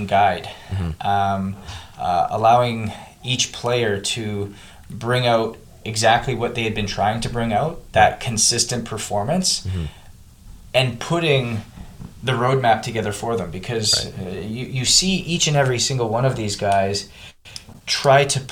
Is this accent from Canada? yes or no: yes; Canada; moved away as an adult; now in United States; I came from Canada, played junior in Canada, came down to the U.S. on a scholarship